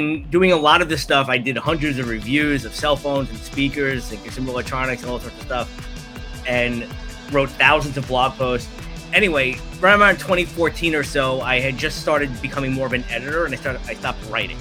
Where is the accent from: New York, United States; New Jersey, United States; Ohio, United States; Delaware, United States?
New York, United States; New York City; I grew up in Brooklyn, New York